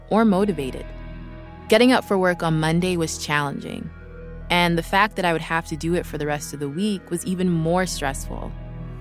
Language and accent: English; Vancouver, British Columbia, Canada; now in Los Angeles, United States